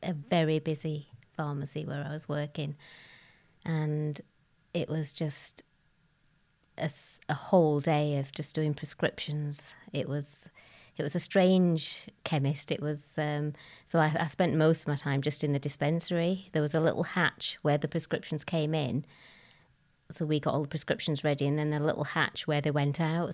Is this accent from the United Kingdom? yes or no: yes; Bradford, Yorkshire and the Humber, United Kingdom; I was born in Bradford, an only child. I lived, uh, with my grandparents, uncles, aunts, cousins